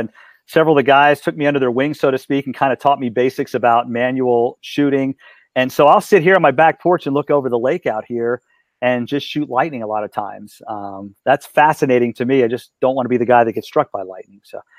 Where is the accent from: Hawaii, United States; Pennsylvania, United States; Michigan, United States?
Hawaii, United States; born there; No, I was born in Hawaii because my dad was in the Marine Corps. So I want to go back to Hawaii.